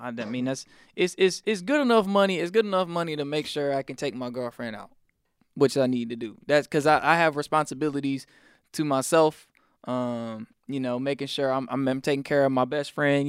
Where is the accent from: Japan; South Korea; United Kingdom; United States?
United States; South Carolina; moved away; also born or lived in Atlanta, Georgia; church every night growing up in South Carolina. Then it was every Wednesday, Friday, Sunday when we moved down to Atlanta